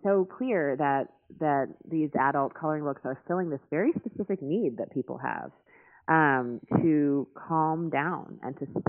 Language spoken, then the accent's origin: English; New York City, New York, United States; I grew up in New York City